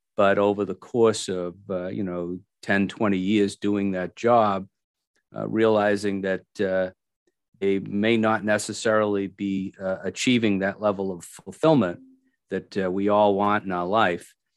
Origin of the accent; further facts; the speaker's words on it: Milford, Massachusetts, United States; now in Franklin, United States; I grew up in Milford, Massachusetts